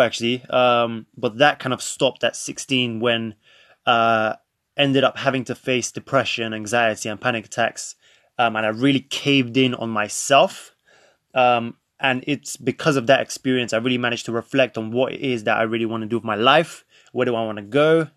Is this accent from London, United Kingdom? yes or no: yes; London, United Kingdom; also born or lived in Krakow, Poland; grew up, since the age of five, I grew up in London, more specifically North London.